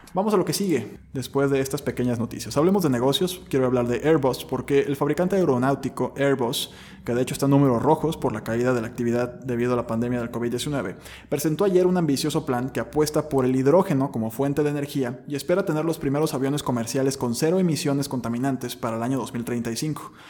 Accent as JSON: {"language": "Spanish", "country": "Mexico", "said": "nosotros como mexicanos"}